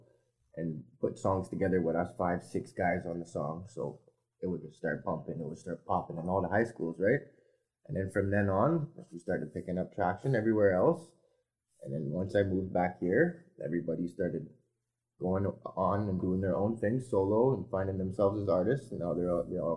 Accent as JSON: {"language": "English", "town": "Montreal", "region": "Quebec", "country": "Canada", "tie": "born or raised there", "also_born_or_lived": "Timmins, Ontario", "moved": "yes", "lives_now": "Sudbury, Canada", "said": "I ended up moving up to Montreal with my mother, where I was raised"}